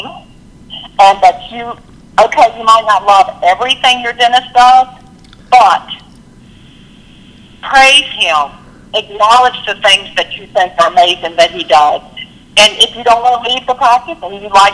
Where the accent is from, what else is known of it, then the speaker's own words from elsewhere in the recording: Lynchburg, Virginia, United States; moved away as an adult; now in Virginia Beach, United States; I'm from Lynchburg, Virginia, and I recently moved to Virginia Beach.